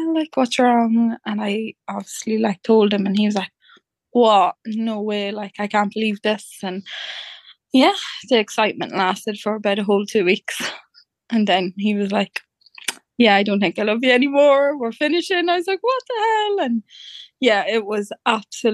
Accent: Dundalk, County Louth, Ireland; I'm from Dundalk in County Louth

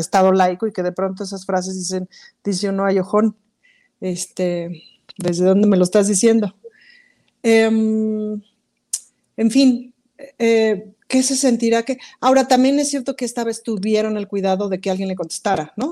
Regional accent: Mexico; somos mexicanos

